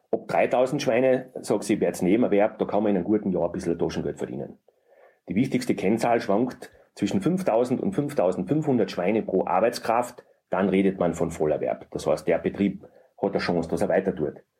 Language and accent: German; Murau, Styria, Austria; bei uns in Murau